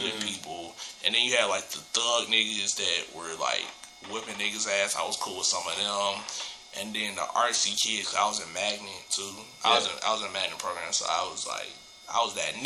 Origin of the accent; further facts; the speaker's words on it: Clayton County, Georgia, United States; I grew up in Clayco.